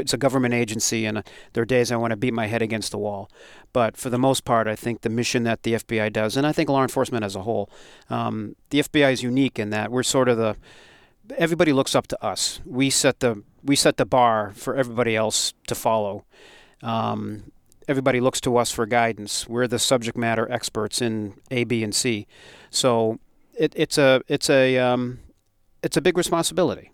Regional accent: Westborough, Massachusetts, United States; growing up in Westboro, the fire department had a big horn

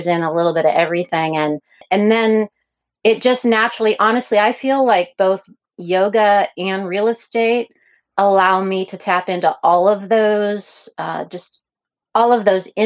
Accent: a little tiny town south of Pittsburgh, Pennsylvania, United States; now in Portland, United States; I'm from a little tiny town south of Pittsburgh, but I always say I'm from Pittsburgh

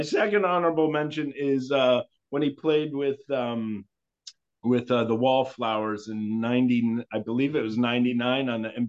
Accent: Youngstown, Ohio, United States; moved away; I grew up in Youngstown, Ohio, which is the home of ….

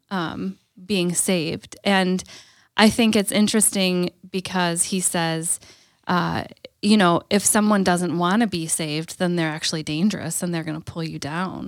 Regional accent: Green Bay, Wisconsin, United States; growing up in Green Bay

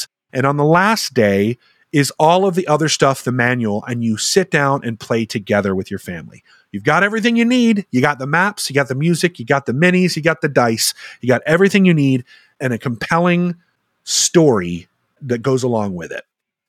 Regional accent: Germany; I grew up in Germany because I grew up in a military family.

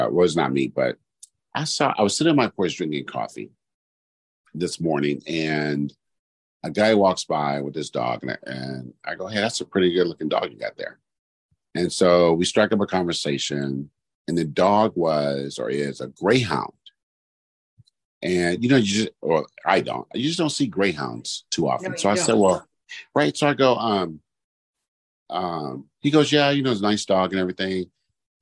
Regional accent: Bay Area, California, United States; I grew up in the Bay Area

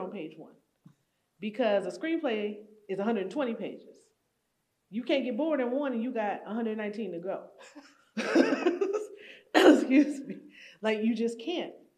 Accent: Buffalo, New York, United States; I grew up in Buffalo

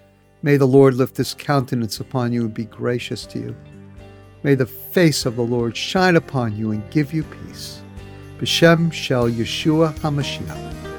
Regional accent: New York, United States; I am a New Yorker.

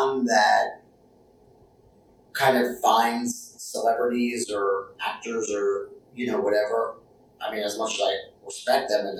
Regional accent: outside New York City, United States; moved away as an adult; also born or lived in New Jersey; now in Nashville, United States; I grew up outside New York City.

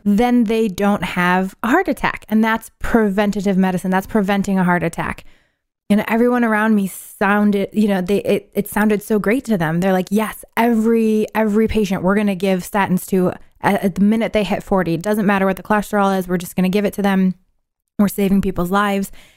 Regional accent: Syracuse, New York, United States; moved away; I'm originally from New York, upstate New York, Syracuse

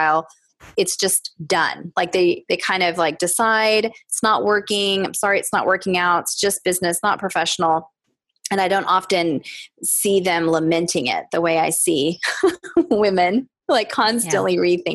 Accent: the South, United States; growing up in the South

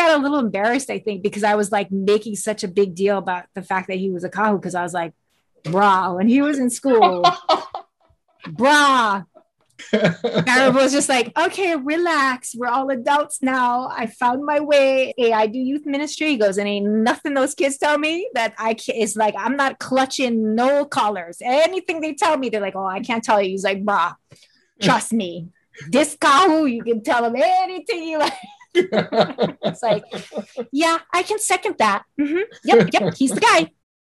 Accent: Pearl City, Hawaii, United States; I'm from Pearl City.

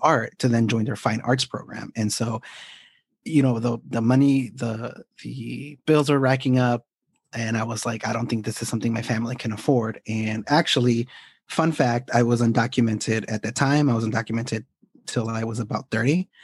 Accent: Chicago, Illinois, United States; also born or lived in Guadalajara, Jalisco, Mexico; I am actually a Mexican native raised in Chicago

